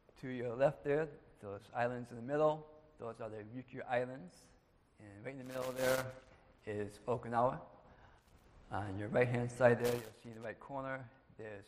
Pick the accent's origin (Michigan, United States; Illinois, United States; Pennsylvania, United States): Michigan, United States; Ypsilanti; moved away; Born and raised in Ypsilanti